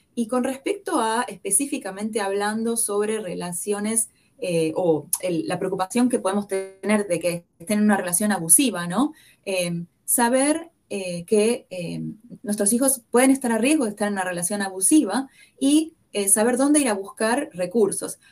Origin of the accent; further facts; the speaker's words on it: Buenos Aires, Argentina; accent: porteño; moved away as an adult; now in Kansas City, United States; como el acento me delata, que yo soy porteña. Ah, nací y crecí en Buenos Aires, Argentina